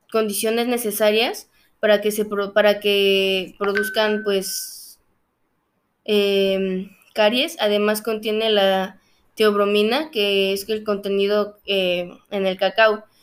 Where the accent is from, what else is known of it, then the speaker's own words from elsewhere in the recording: Mexico; nuestra historia y de nuestra identidad como mexicanos